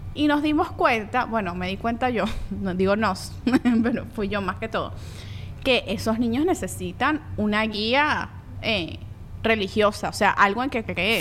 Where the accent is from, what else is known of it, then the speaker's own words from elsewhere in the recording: Venezuela; also born or lived in Colombia; yo soy colombiana venezolana